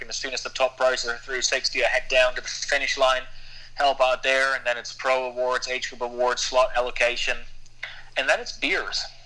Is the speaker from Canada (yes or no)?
no; Germany; moved away as an adult; now in Girona, Spain; I'm from Germany, so I'm I'm not grown up with the mentality of countries where you don't talk about pay